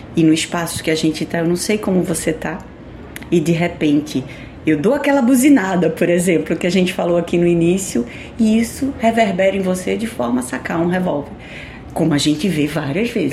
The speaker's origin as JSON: {"language": "Portuguese", "country": "Brazil", "said": "como brasileiro que somos"}